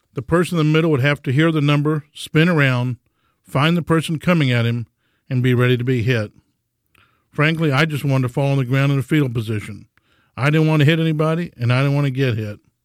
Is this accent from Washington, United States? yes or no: no; Houston, Texas, United States; growing up in Houston